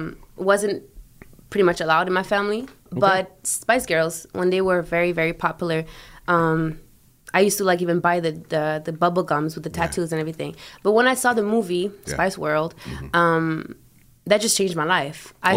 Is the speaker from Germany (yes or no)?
yes; Germany; born there; And I was born in Germany.